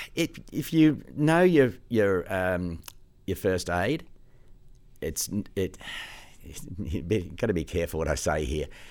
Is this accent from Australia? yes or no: yes; Australia; also born or lived in Sydney / Gosford; now in Queensland, Australia; Australia is my country. It's where I was born.